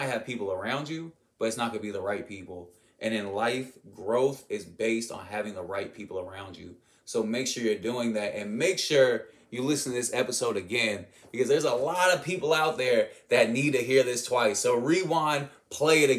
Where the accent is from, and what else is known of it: United States